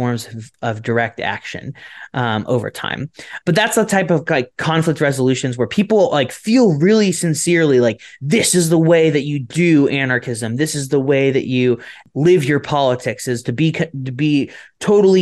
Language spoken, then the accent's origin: English; Florida, United States; I'm from Florida